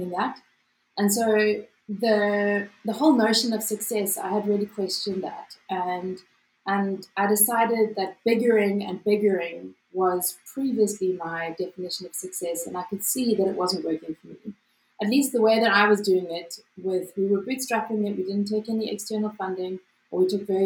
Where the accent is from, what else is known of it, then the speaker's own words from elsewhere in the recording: South Africa; As a South African